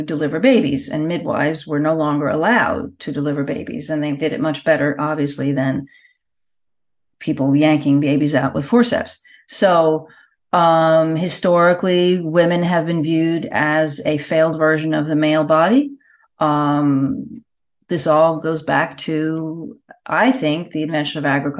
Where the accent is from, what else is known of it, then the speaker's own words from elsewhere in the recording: United States; now in Puglia, Italy; I'm in Italy. I'm actually in the south of Italy, in Puglia, but I'm American